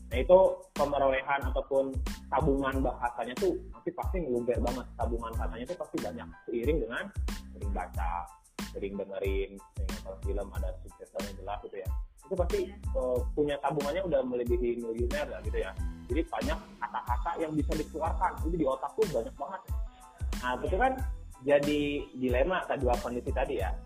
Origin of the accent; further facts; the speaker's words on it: Karawang, West Java, Indonesia; accent: Sundanese Karawang; also born or lived in Bandung; saya orang Karawang asli